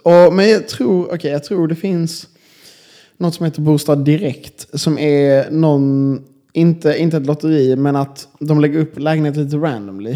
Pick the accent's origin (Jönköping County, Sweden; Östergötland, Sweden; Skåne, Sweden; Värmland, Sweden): Skåne, Sweden; Malmö; moved away as an adult; now in Linköping, Sweden; jag är ändå från Malmö liksom, och det är en ganska stor stad